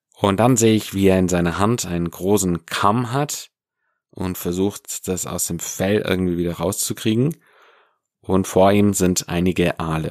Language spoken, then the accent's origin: German; Swabia, Germany; im Schwabenland, da wo ich herkomme